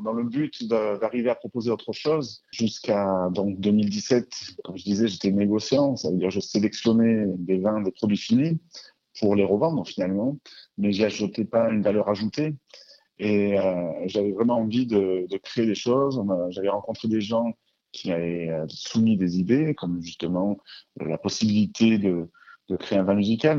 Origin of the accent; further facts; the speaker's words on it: Marseille, Provence-Alpes-Côte d'Azur, France; nous sommes euh, de Marseille.